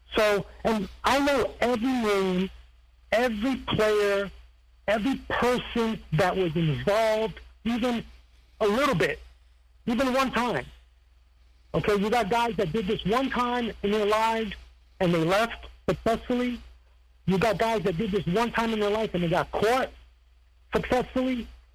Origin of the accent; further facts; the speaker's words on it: Serbia; they seem to forget that I come from Serbia. I was always in Serbia.